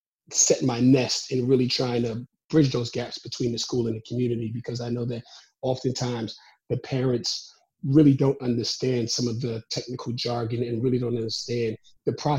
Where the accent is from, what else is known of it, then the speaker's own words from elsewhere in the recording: New York City, New York, United States; moved away as an adult; also born or lived in South Carolina / Maryland / Georgia / Abu Dhabi; I'm originally from Brooklyn, New York